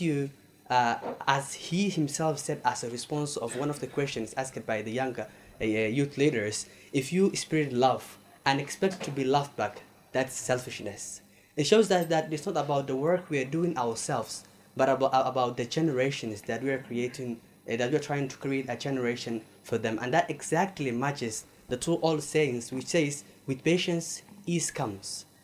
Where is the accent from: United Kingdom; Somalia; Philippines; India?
Somalia; I'm from Somalia